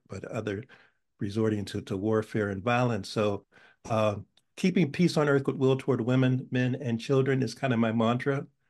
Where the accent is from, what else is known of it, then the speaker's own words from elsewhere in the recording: Pittsburgh, Pennsylvania, United States; now in New Haven, United States; I was born in Pittsburgh and and I uh, came here in 1971, so I'm still so somewhat of a transplant